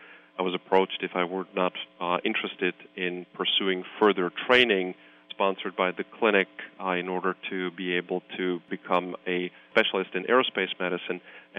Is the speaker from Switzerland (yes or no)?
yes; Switzerland; You know, I hail originally from Switzerland, and there is no such thing as aerospace medicine as a specialty in Switzerland.